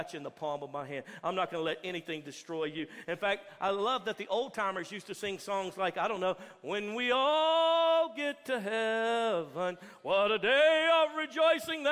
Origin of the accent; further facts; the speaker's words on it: Texas, United States; especially as Americans, especially as Texas Americans